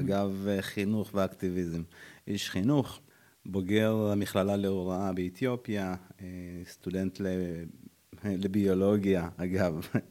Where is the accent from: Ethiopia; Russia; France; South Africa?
Ethiopia; Addis Ababa; born or raised there; now in Israel